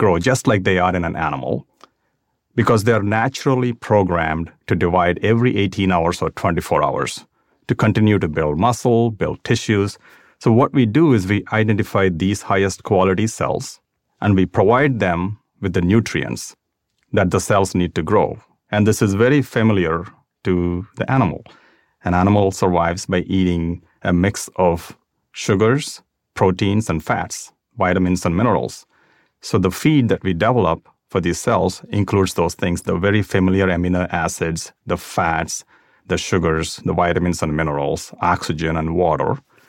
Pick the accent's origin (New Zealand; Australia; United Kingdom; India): India; South India; That was just a neighbor to where I grew up in South India.